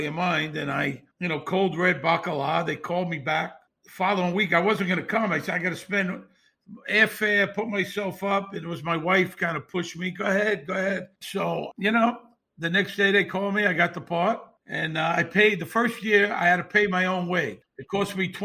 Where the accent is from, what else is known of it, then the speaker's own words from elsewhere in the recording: New York City, New York, United States; moved away as an adult; also born or lived in Las Vegas, Nevada; now in New York City, United States; I grew up in Bensonhurst, which at the time in the 60s and 70s was a big mob area, very big